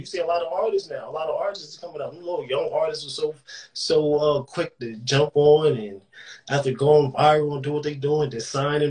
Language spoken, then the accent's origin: English; Philadelphia, Pennsylvania, United States; So that's me telling you that it's still in me. Motherfucker, I'm from Philly.